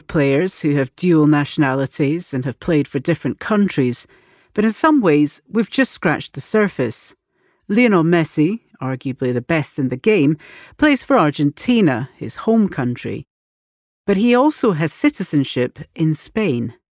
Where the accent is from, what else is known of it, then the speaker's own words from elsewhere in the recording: United Kingdom; Yeah. You know, I was born in the UK. My father was Lebanese.